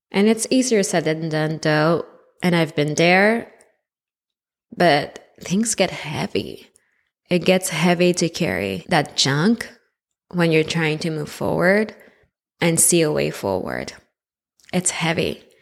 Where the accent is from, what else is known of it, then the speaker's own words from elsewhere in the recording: Montreal, Quebec, Canada; I was born in Montreal, Quebec, in Canada, so you might pick up on a little accent here and there